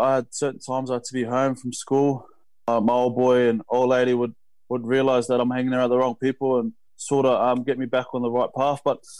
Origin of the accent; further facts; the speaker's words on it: Logan City, Queensland, Australia; also born or lived in Torres Strait (ancestry); I grew up in a suburb called Woodridge, which is a suburb in Logan City. So it goes Brisbane City, Logan City, Gold Coast City. So I grew up in Logan